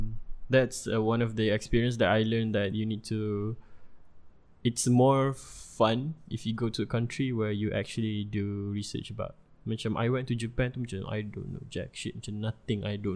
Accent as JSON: {"language": "English", "town": "Bangi", "region": "Selangor", "country": "Malaysia", "said": "We are from Bangi, me and my friend."}